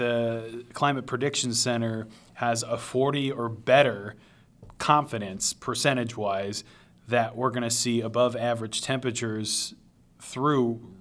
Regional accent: Southeast Michigan, United States; I grew up in Southeast Michigan

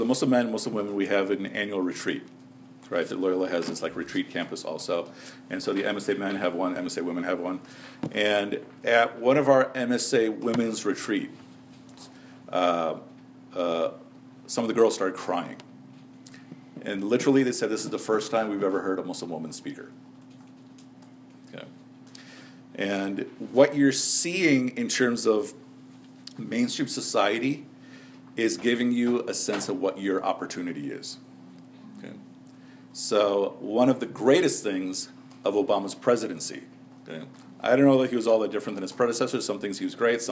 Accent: Chicago, Illinois, United States; now in Dallas, United States; I'm coming from Chicago

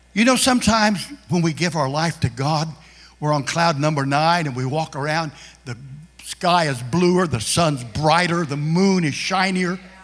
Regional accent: Kansas, United States; moved away as an adult; also born or lived in Philadelphia; I'm from Kansas, and I grew up in a, in a neighborhood that was just a one race neighborhood.

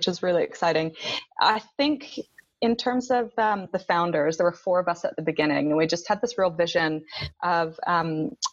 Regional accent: Canada; moved away as an adult; now in New Zealand; I am a Canadian

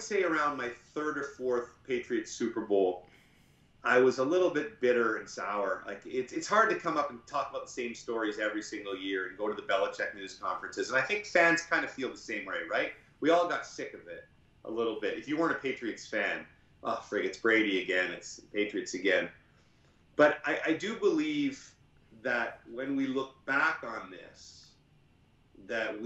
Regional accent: Victoria, British Columbia, Canada; I grew up in Victoria

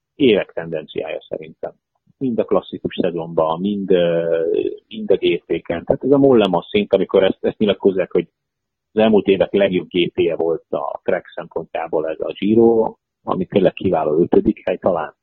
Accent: Hungary

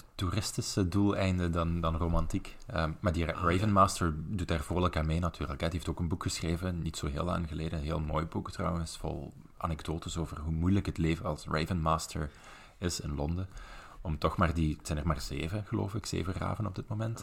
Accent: Belgian Limburg, Flanders, Belgium; accent: melodic Limburgish; Ik kom uit Belgisch Limburg. Ik praat tamelijk melodisch, volgens de, de overige Vlamingen.

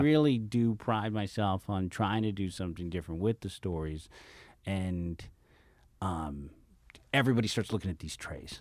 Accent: San Francisco, California, United States; I spent my, my first half of my life, my parents sent me to French school in San Francisco

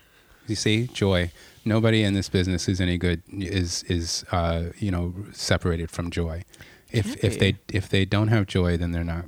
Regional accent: United States; I grew up in the States, like everybody else.

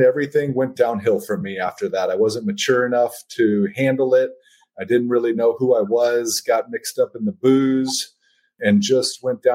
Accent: Mesa, Arizona, United States; also born or lived in Albuquerque, New Mexico; I was born and raised out here in Mesa, Arizona, where I still live

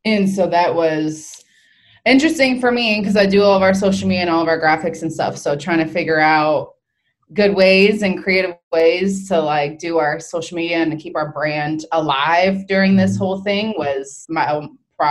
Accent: Florida, United States; now in South Carolina, United States; I'm from Florida

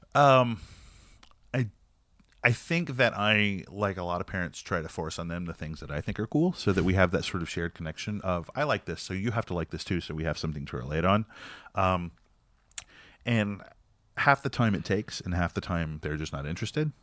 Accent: North Carolina, United States; we were all friends growing up in North Carolina

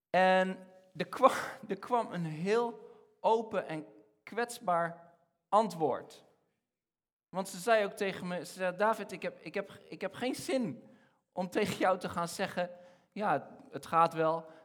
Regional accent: Egypt; moved away as an adult; now in Netherlands; ik ben, ik ben opgegroeid in Egypte. Eh, ik, van, mijn, van mijn zevende tot mijn achttiende heb ik in Egypte gewoond.

